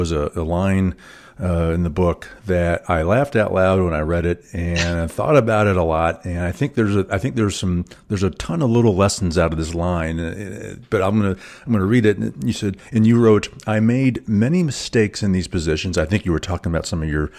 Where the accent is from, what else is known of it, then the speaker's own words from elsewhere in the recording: Louisville, Kentucky, United States; I grew up in Louisville